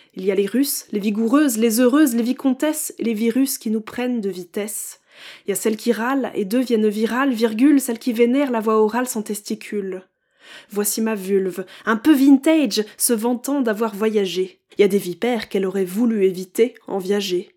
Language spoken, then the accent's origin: French; Champagne-Ardenne, Grand Est, France; now in Paris region, France; j'ai grandi en Champagne-Ardenne, entre le champagne, les tracteurs et les OGM